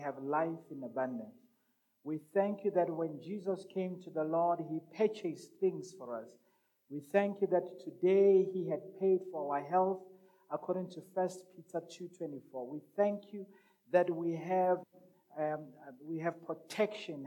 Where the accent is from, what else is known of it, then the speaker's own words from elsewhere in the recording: Rustenburg, North West, South Africa; also born or lived in Madikwe / Brits; I'm from Rustenburg, village called Mabiskraal, I was also brought up, or my upbringing was also in a place called Mudikwe. Mudikwe is a village in a province called Brets. Town called Brets. The province is northwest.